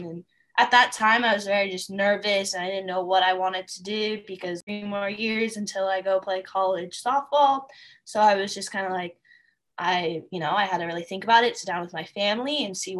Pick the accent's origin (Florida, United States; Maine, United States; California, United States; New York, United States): California, United States; Sacramento; I'm from Sacramento, California.